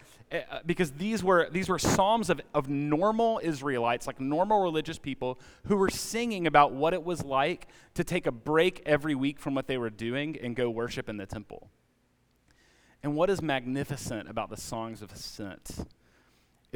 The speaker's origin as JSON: {"language": "English", "region": "Alabama", "country": "United States", "tie": "born or raised there", "moved": "yes", "lives_now": "Atlanta, United States", "said": "I grew up in Alabama"}